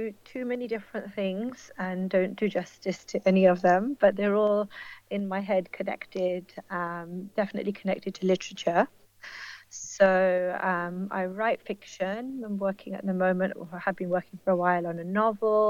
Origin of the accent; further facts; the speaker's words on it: London, United Kingdom; moved away as an adult; also born or lived in India; now in Birmingham, United Kingdom; I grew up in a place called Plumstead in southeast London